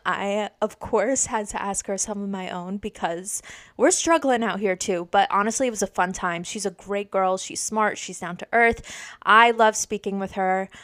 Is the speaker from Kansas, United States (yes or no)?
no; Dutchess County, New York, United States; now in Saratoga Springs, United States; I'm originally from Dutchess County. Now I'm in Saratoga Springs, upstate.